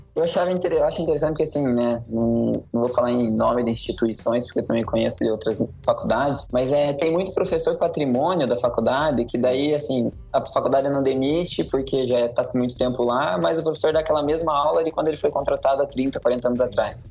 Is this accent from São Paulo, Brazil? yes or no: no; Curitiba, Paraná, Brazil; eu sou de Curitiba, Paraná, nasci e cresci aqui desde sempre